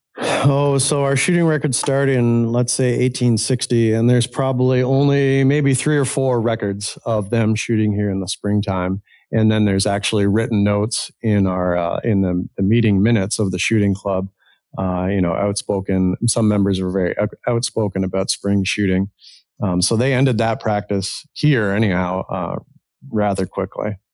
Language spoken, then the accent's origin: English; Ontario, Canada; moved away as an adult; now in Ohio, United States; I grew up in Ontario, Canada, originally a Canadian, I guess still Canadian.